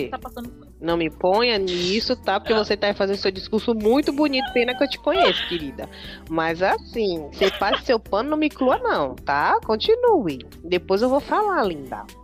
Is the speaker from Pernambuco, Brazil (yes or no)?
no; Salvador, Bahia, Brazil; as pessoas não sabem que eu sou baiana. Acho que só pelo sotaque mas eu sou da Bahia, sou de Salvador.